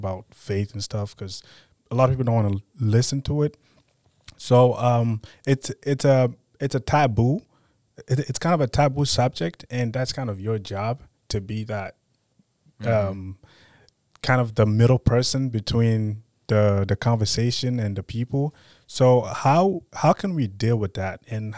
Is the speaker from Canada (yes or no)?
no; Cameroon; moved away; I grew up in Cameroon.